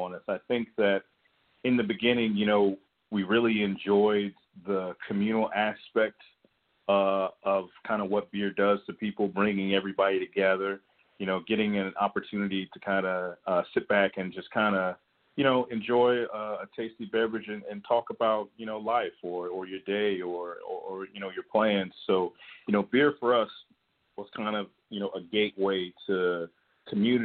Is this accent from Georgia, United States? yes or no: yes; Georgia, United States; born and raised in Georgia